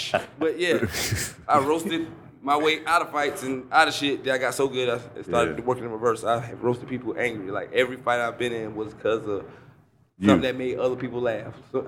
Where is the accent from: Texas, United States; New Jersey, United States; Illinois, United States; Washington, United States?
New Jersey, United States; growing up in Jersey with a single-parent house, four kids, poor as fuck